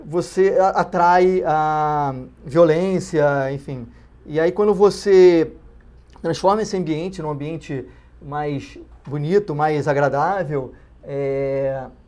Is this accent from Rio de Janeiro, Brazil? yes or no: yes; Rio de Janeiro, Brazil; Os dois são cariocas, como, assim como eu